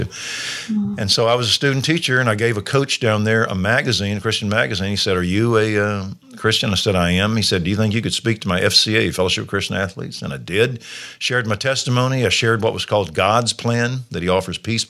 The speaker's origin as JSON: {"language": "English", "town": "Waco", "region": "Texas", "country": "United States", "said": "I'm from Waco"}